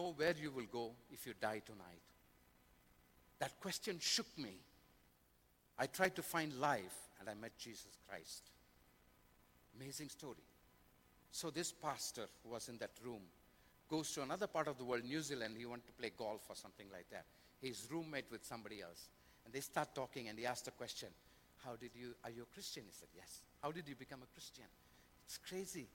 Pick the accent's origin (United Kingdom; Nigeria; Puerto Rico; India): India; I come from India